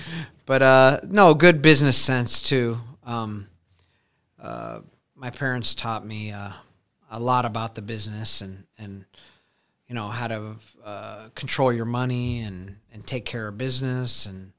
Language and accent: English; Council Bluffs, Iowa, United States; now in Omaha, United States; So I grew up in Council Bluffs. And then as I got to be about 18, 19 years old, I came over to the Omaha store.